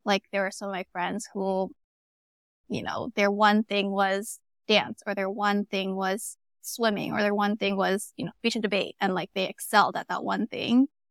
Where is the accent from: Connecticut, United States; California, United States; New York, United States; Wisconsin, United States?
California, United States; Arcadia; I was in Arcadia, California, it's in the L A area